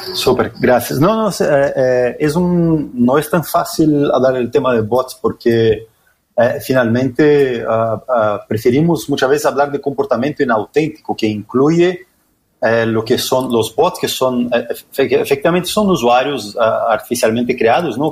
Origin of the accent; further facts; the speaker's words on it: Brazil; Spanish is a second language; now in Chile; yo soy brasileño